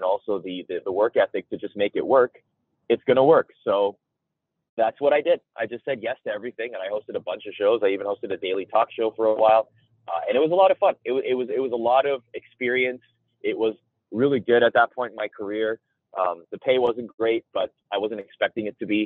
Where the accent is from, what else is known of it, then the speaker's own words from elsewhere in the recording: Toronto, Ontario, Canada; I grew up in Toronto